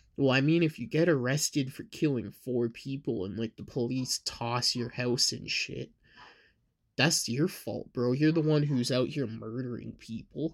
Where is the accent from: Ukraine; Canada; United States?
Canada; I am from Canada